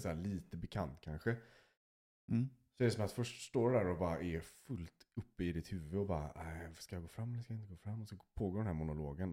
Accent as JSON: {"language": "Swedish", "country": "Sweden", "said": "jag är som mest svensk"}